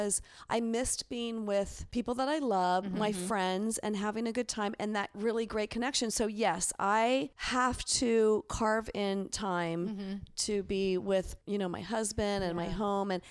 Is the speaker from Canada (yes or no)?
no; Pennsylvania, United States; moved away; also born or lived in Los Angeles; I grew up in Pennsylvania.